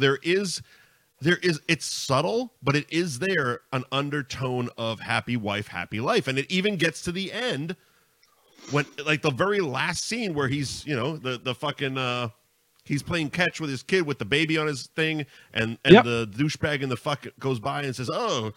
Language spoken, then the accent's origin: English; Linfield, Pennsylvania, United States; I grew up in Linfield